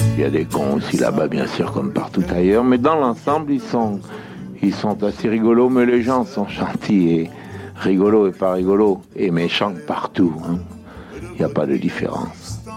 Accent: Sète, Occitania, France; moved away as an adult; j'ai quitté Sète depuis 32 ans

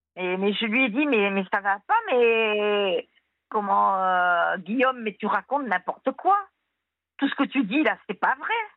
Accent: Tunisia; now in France; je viens de Tunisie

